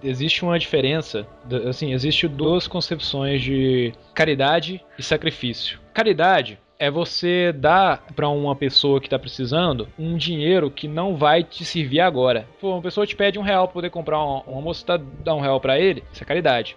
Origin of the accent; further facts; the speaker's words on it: Brazil; nós somos brasileiros